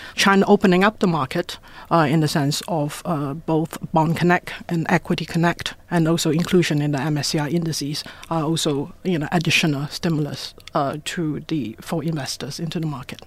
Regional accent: Ipoh, Perak, Malaysia; now in Hong Kong; I was born in Ipoh, same town in Malaysia as Michelle Yeoh

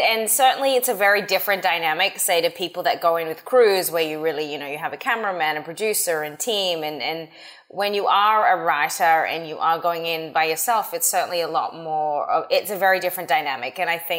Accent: Australia; moved away as an adult; now in United States; So I came to the US from Australia. I was studying in 2006.

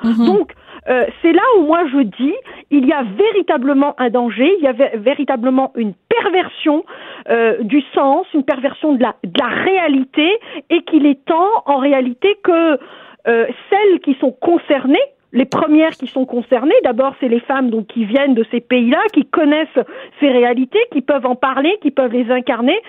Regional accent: Algeria; now in Quebec, Canada; je viens moi-même d'Algérie

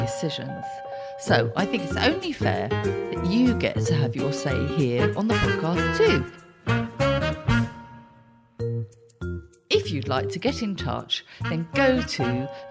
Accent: Southend-on-Sea, East of England, United Kingdom

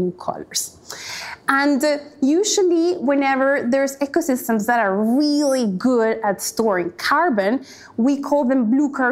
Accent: Cali, Valle del Cauca, Colombia; now in Australia; I grew up in Cali, 4-hour drive from the Colombian Pacific coast.

